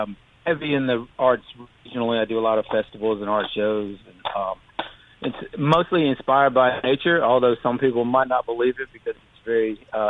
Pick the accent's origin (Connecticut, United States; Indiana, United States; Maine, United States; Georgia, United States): Maine, United States; now in Mississippi, United States; My dad was actually an entomologist. He studied wasps, and that's why we moved to Mississippi. We came from Maine, and he got his PhD here at the university.